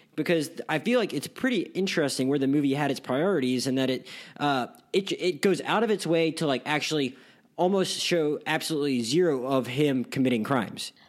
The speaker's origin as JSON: {"language": "English", "town": "Pensacola", "region": "Florida", "country": "United States", "said": "I'm from Pensacola, Florida"}